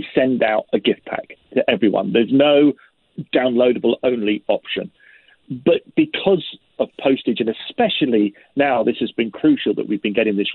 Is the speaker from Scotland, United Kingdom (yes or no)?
no; London, United Kingdom; I'm a Londoner. I was born and bred in London. I'm as English as English is